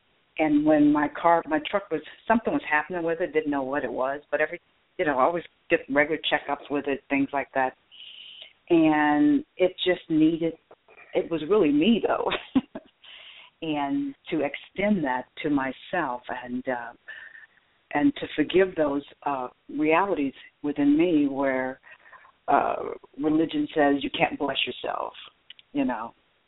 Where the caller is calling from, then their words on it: Atlanta, Georgia, United States; I'm in Atlanta.